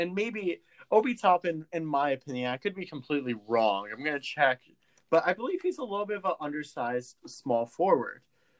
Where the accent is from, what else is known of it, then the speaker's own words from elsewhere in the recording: Illinois, United States; we're both from Illinois.